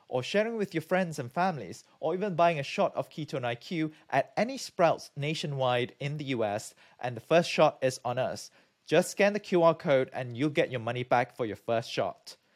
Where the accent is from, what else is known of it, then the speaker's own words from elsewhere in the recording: Malaysia; moved away; also born or lived in United Kingdom; I'm from Malaysia